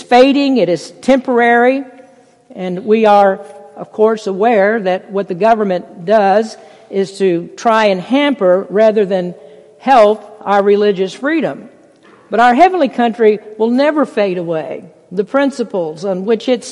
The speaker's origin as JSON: {"language": "English", "country": "United States", "said": "to be an American, to live in this country"}